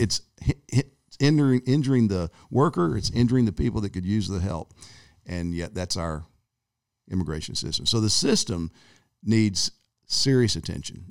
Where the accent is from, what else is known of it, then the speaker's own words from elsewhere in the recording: United States; growing up in America